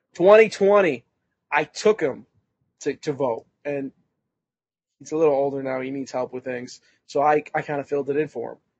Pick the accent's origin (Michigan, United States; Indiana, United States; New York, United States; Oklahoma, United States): New York, United States; as a New Yorker